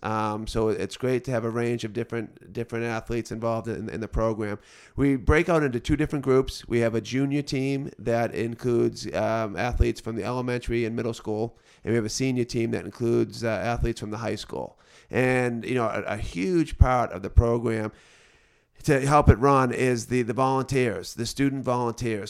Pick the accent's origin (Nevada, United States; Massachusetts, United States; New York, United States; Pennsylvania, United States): Massachusetts, United States; Beverly; also born or lived in Boston; now in North Andover, United States; I'm originally from the North Shore, grew up in Beverly